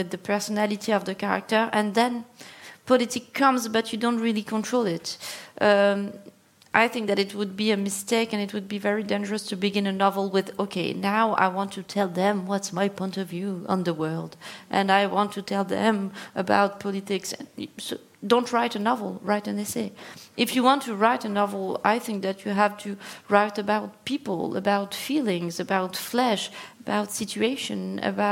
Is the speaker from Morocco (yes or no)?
yes; Morocco; I was born in Morocco, and Morocco is a plurilingual country.